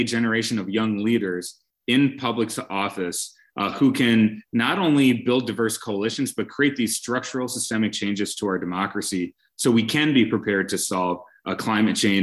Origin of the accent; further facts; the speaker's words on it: Brookfield, Wisconsin, United States; I grew up in Brookfield, Wisconsin